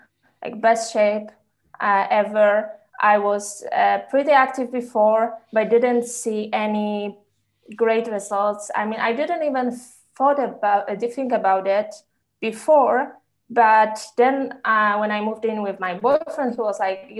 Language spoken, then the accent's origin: English; Poland; now in Switzerland; currently I live in Switzerland, but I'm originally from Poland